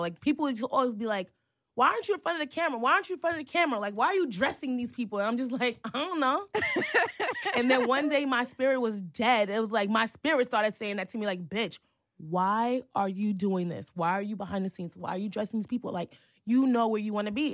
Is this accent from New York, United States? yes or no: yes; New York City, New York, United States; also born or lived in Harlem; growing up in Hell's Kitchen